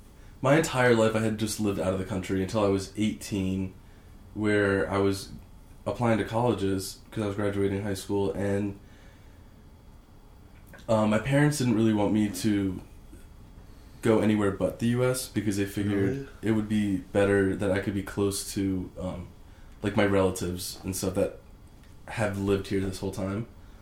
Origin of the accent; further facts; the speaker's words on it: Sweden; born there; moved away; also born or lived in Shanghai, China / Poland / Shenzhen, China; but I was born in Sweden, and then I moved to Shanghai, China, where I went to a British international school for a few years. After that, I moved to Poland